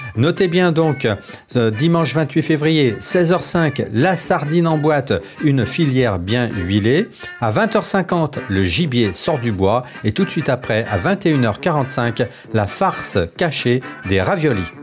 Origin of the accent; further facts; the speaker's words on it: Dauphiné, Auvergne-Rhône-Alpes, France; now in Paris, France; je viens du Dauphiné